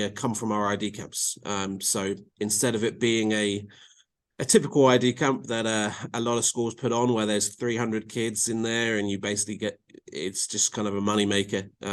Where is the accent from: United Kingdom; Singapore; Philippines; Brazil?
United Kingdom; England; now in North Carolina, United States; with my accent and being in England, I'm pretty well connected